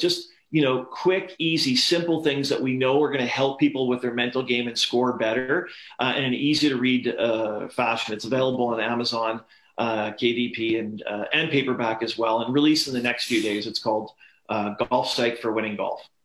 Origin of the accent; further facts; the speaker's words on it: Canada; growing up in Canada